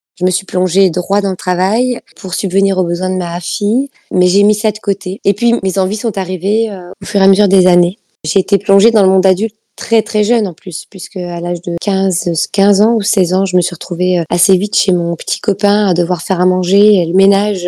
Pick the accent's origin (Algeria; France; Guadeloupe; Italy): Italy; moved away; chez moi en Italie